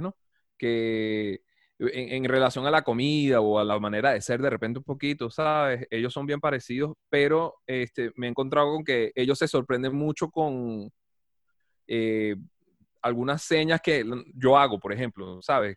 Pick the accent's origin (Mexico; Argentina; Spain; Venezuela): Venezuela; Guatire, Miranda; moved away as an adult; now in Colombo, Brazil; yo vengo de Caracas, Guatire